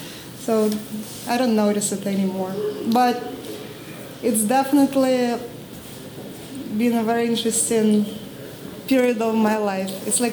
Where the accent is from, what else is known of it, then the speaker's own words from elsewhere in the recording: Russia; moved away as an adult; now in New York, United States; I'm Russian, but been living in New York for the past 7 years and 3 months.